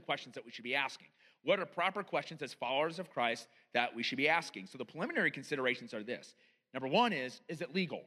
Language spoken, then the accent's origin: English; United States; as an American